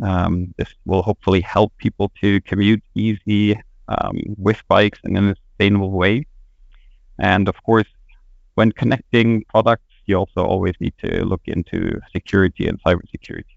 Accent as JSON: {"language": "English", "country": "Germany", "also_born_or_lived": "Sweden", "moved": "as an adult", "lives_now": "Lund, Sweden", "said": "I'm originally from Germany, but my family and I, we moved 3 years ago to Sweden, where we are living now"}